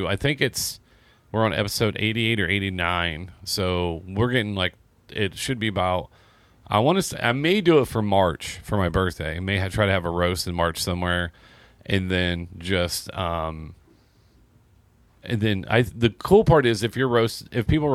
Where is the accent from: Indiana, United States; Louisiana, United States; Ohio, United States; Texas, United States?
Indiana, United States; Seymour; moved away; I'm from Seymour.